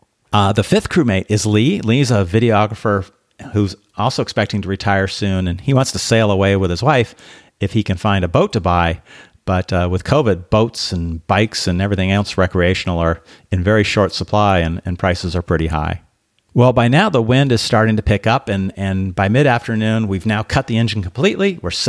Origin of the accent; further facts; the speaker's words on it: Belarus; And we talked about growing up in Belarus, really under the pressure of communism that created really a sense of fear, I think, amongst a lot of people. They did a lot to destroy the culture in Belarus.